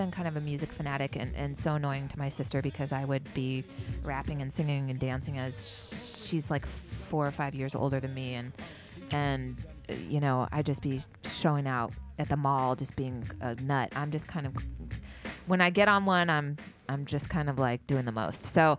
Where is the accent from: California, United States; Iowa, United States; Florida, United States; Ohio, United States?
California, United States; the Bay Area; I'm from the Bay